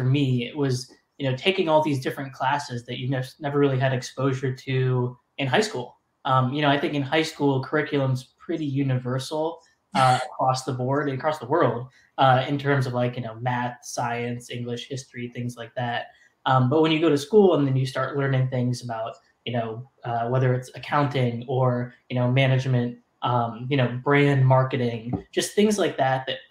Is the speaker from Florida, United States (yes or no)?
yes; Tampa, Florida, United States; moved away; I'm from Tampa, Florida. Grew up there.